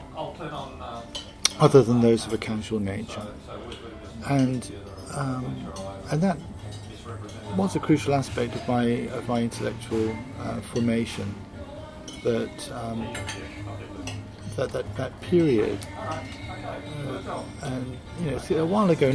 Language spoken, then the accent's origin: English; South West England, United Kingdom; moved away as an adult; also born or lived in Tasmania, Australia / Wagga Wagga, Australia; now in Australia; I come from the West Country of England